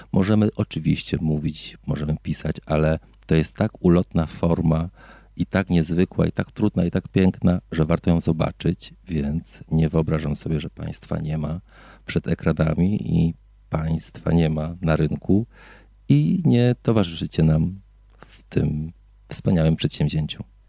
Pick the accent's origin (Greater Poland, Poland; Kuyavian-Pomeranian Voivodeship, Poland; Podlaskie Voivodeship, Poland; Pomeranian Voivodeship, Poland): Greater Poland, Poland; moved away as an adult; now in Silesia, Poland; Ja również pochodzę z Wielkopolski